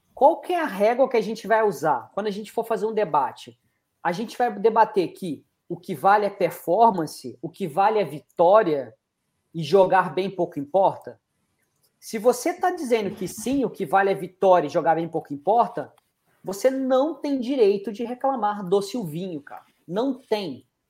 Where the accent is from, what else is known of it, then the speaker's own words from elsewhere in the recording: Brazil; sou brasileiro